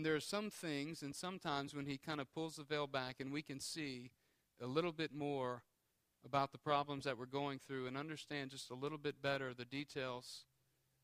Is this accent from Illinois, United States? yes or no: no; Houma, Louisiana, United States; I grew up in Houma, and we had a small boat.